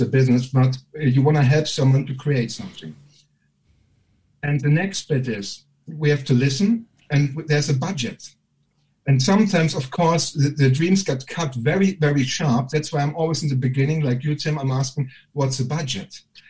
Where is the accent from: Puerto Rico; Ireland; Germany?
Germany; accent: German; moved away as an adult; now in United Kingdom; And I can't deny my bloody German accent. And obviously I've got no sense of humor growing up in Germany